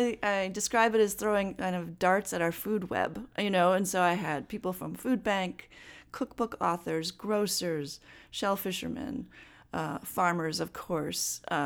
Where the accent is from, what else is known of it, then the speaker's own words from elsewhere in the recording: Madison, Wisconsin, United States; moved away; I grew up in Madison, and I didn't grow up on a farm, although we have land out by New Glarus, and that's where really my family has settled down in the roots.